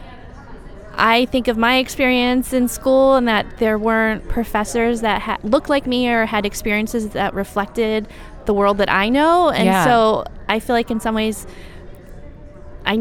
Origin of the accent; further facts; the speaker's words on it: Ohio, United States; moved away as an adult; now in San Antonio, Texas, United States; I grew up partly in Ohio